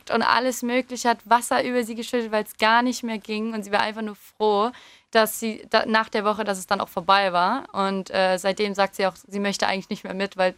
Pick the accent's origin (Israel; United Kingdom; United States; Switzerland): United Kingdom; England; now in Germany; ich komme ja auch eigentlich aus England. Also ähm, hatte ich natürlich auch die Wahl, halt für England zu spielen oder für Deutschland zu spielen.